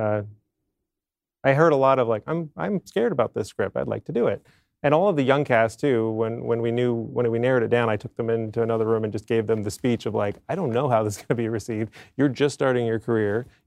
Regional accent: Maine, United States; moved away; I'm from Maine originally

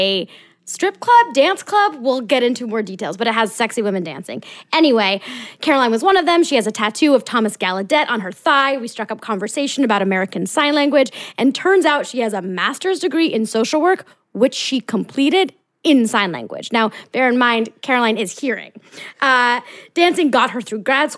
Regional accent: France; moved away; I'm from France

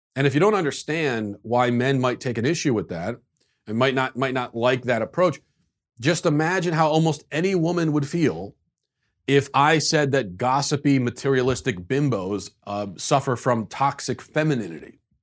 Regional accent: United States; as an American

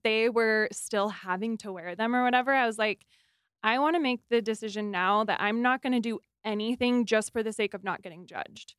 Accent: Arizona, United States; now in Utah, United States; I grew up in Arizona

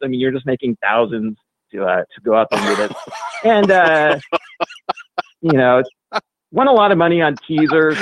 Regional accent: Oregon, United States; now in Las Vegas, United States; I grew up in Oregon

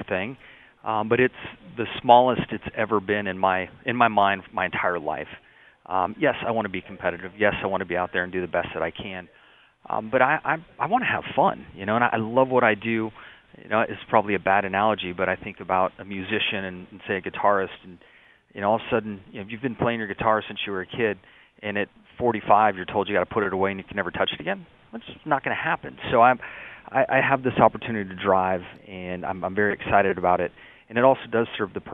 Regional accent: San Diego, California, United States; I had very humble beginnings growing up in the San Diego area

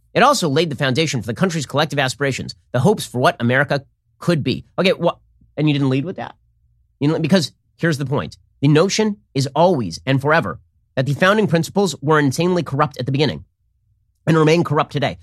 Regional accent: United States; I'm still proud to be American

